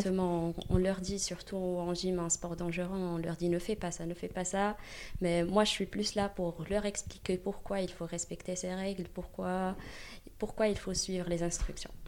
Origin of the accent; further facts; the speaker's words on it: Morocco; moved away as an adult; now in Paris, France; je viens, c'est vrai, je viens du Maroc, j'ai grandi au Maroc et je suis venue ici